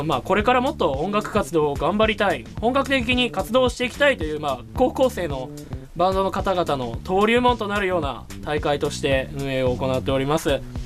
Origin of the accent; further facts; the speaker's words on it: Nagoya, Aichi, Japan; accent: Nagoya-ben; んか謎多い名古屋弁なんですごい